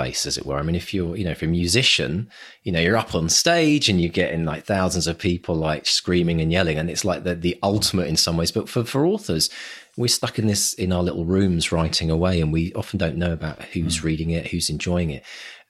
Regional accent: United Kingdom; But then we are British, yes, and that's our right, isn't it?

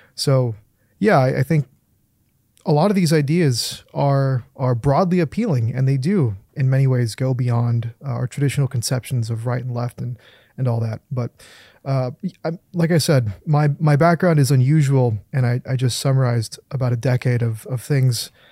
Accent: California, United States; I grew up in California as your basic run-of-the-mill lib

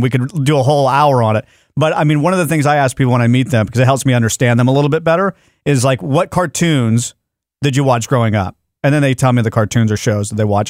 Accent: Texas, United States; I'm a Texan

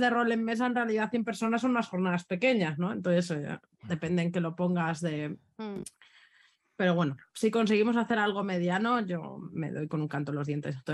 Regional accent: Barcelona, Catalonia, Spain; aquí también somos de Barcelona

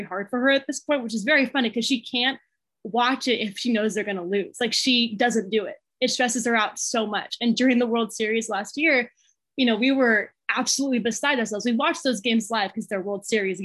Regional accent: Los Angeles, California, United States; I'm from Los Angeles

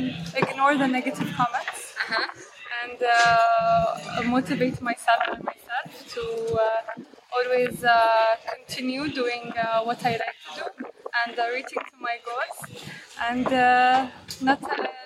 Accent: Abu Dhabi, United Arab Emirates; I'm from Abu Dhabi

